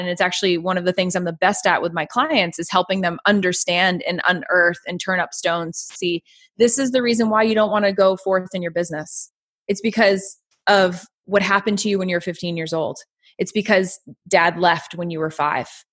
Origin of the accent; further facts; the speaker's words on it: Lake Winnipesaukee, New Hampshire, United States; I have a huge history of growing up on Lake Winnipesaukee